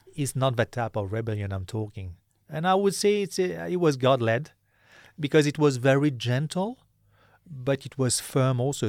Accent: Mauritius; I'm from Mauritius.

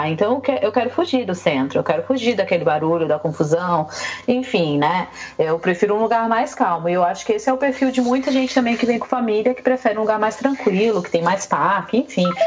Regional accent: Rio de Janeiro, Brazil; now in Vancouver, Canada; Eu sou carioca

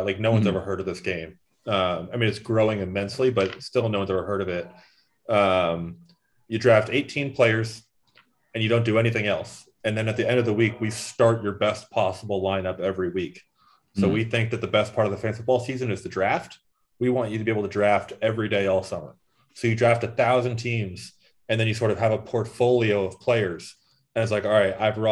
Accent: Boston, Massachusetts, United States; now in Miami, United States; I grew up in Charlestown

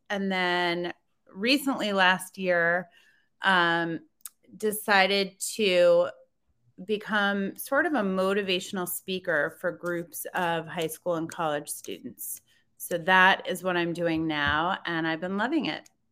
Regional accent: Connecticut, United States; moved away as an adult; also born or lived in upstate New York / Washington, D.C. / Maryland; I grew up in Connecticut.

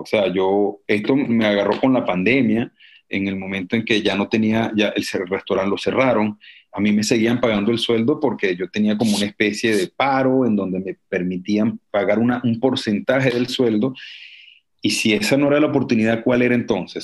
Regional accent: Venezuela; moved away as an adult; also born or lived in Cuba / Czech Republic / Barcelona, Spain; now in Toulouse, France; yo salí de Venezuela

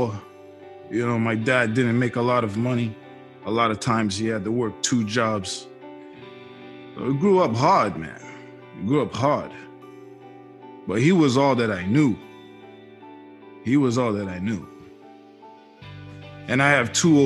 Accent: Boston, Massachusetts, United States; I was born 1980 in Boston, Mass

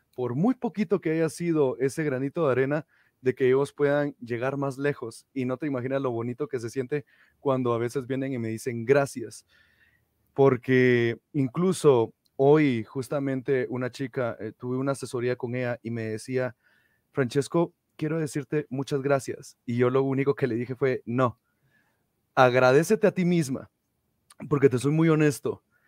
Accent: Antigua Guatemala, Sacatepéquez, Guatemala; soy de Antigua Guatemala, para ser exacto.

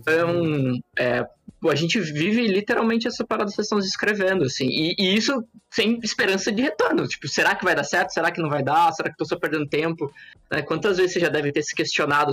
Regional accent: Assis, São Paulo, Brazil; Eu, eu sou aqui do interior de São Paulo, de Assis, uma cidade, cidadezinha

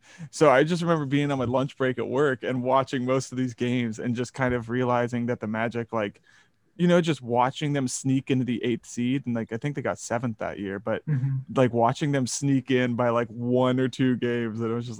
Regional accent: Minnesota, United States; I was born in Minnesota

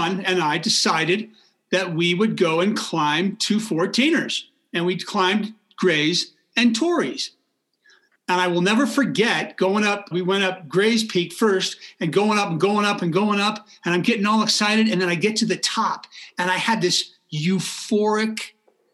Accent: Marin County, Northern California, United States; moved away as an adult; now in Boulder, United States; I was born and raised in Northern California, just north of San Francisco in Marin County.

